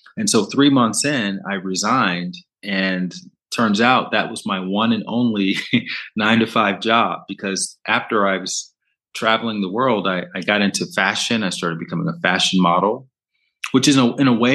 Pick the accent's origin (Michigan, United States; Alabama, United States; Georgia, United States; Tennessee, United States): Alabama, United States; moved away; also born or lived in Brooklyn; I'm from Alabama, which is the Bible Belt. So I grew up in the church